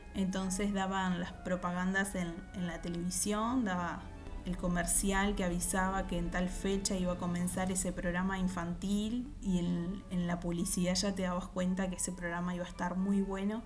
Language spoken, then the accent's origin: Spanish; Uruguay; soy de Uruguay